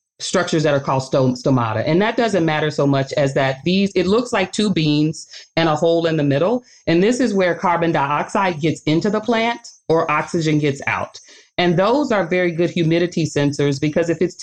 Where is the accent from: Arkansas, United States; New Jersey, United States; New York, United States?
Arkansas, United States; now in Michigan, United States; I grew up in Arkansas